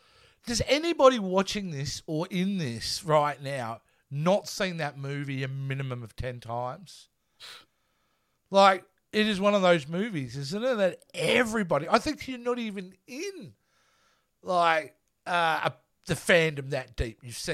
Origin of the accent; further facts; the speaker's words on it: Australia; I'm Australian